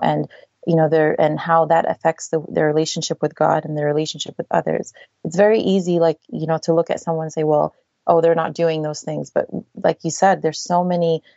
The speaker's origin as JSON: {"language": "English", "region": "New Jersey", "country": "United States", "tie": "born or raised there", "said": "I was raised in New Jersey"}